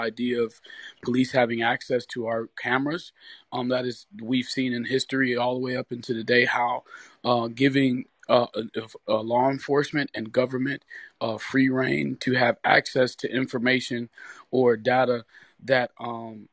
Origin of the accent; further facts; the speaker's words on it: Detroit, Michigan, United States; I'm from Detroit too. Me and Michael and I grew up not too far from each other